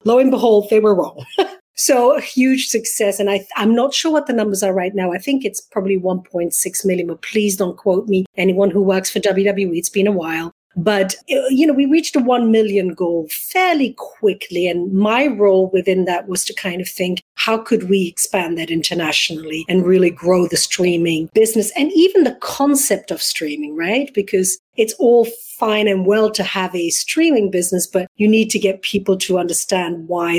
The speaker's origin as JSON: {"language": "English", "country": "Belgium", "tie": "born or raised there", "also_born_or_lived": "London", "accent": "hybrid English-American", "second_language": "English", "moved": "as an adult", "lives_now": "United States", "said": "No, I'm originally from Belgium, born and bred, went to college there, and then started my career in London. So I have this hybrid English-American, because I've also been here now for 22 years."}